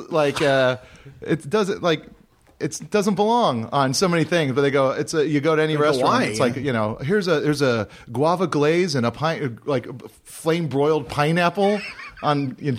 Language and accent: English; Hawaii, United States; I remember growing up in Hawaii, we didn't have all the fast food places, but we'd still see commercials for them